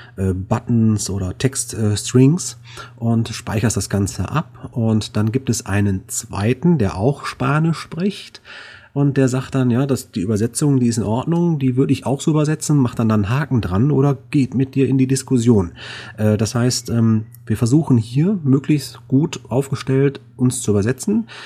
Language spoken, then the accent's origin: German; Duisburg, North Rhine-Westphalia, Germany; hier Duisburg, ist ja meine Heimat